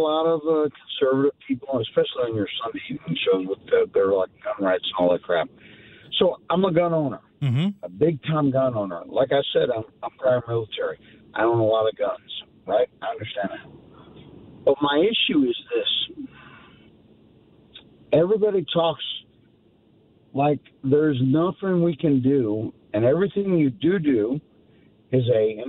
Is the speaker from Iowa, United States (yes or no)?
no; St. Louis, Missouri, United States; moved away as an adult; So I spent my whole life growing up in St. Louis. I was gone for 30 years because I was in the Navy. I come back here to St. Louis